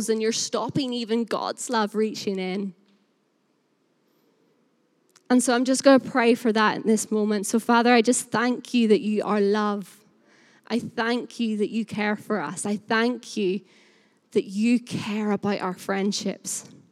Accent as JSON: {"language": "English", "area": "Northern Irish", "region": "Northern Ireland", "country": "United Kingdom", "also_born_or_lived": "Burnley", "moved": "yes", "lives_now": "Lancashire, United Kingdom", "said": "I am Northern Irish, and so I say the word we all the time."}